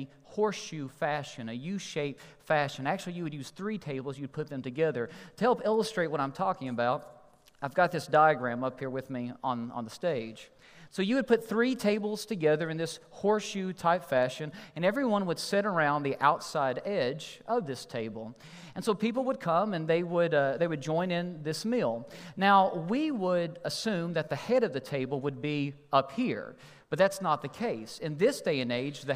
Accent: Kentucky, United States; I'm from Kentucky

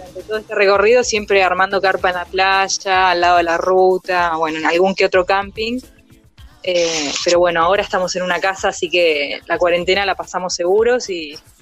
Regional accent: Argentina

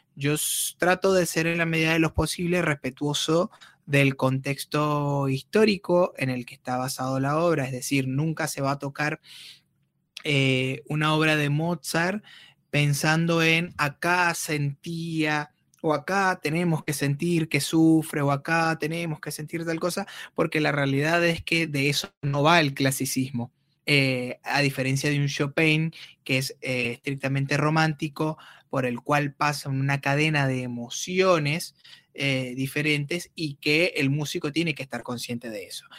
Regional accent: Turmero, Aragua, Venezuela; moved away as an adult; now in Comodoro Rivadavia, Argentina; yo soy de una ciudad de Venezuela llamada Maracay, ah, específicamente de un pueblo llamado Turmero, que está en el estado de Aragua

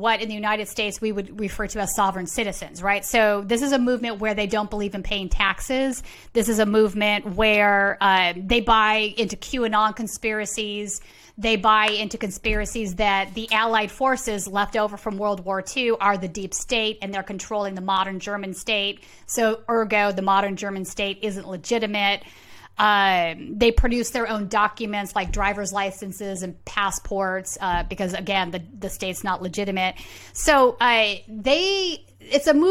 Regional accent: Sweden; moved away; Sweden, my home country

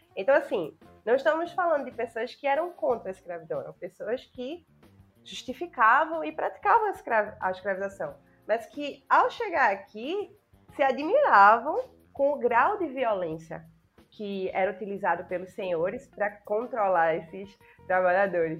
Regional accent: Brazil; E a gente, como brasileiro

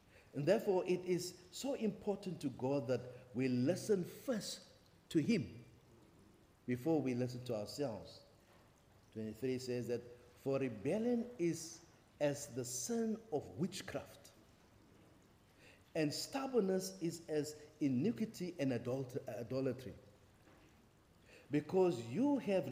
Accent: Kimberley, Northern Cape, South Africa; now in Cape Town, South Africa; I'm from Kimberley.

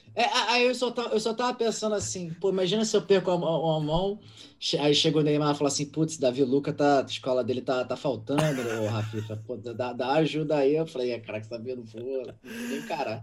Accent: Rio de Janeiro, Brazil; eu sou do Andaraí, eu moro no Andaraí até hoje

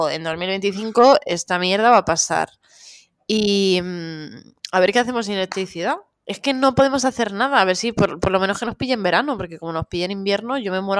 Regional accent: Catalonia, Spain; ¡Yo soy catalana!

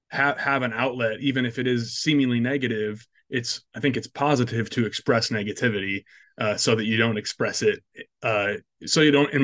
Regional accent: Iowa, United States; But I grew up in Northwest Iowa

